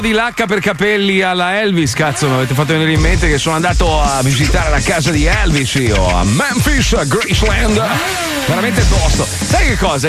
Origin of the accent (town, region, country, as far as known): Italy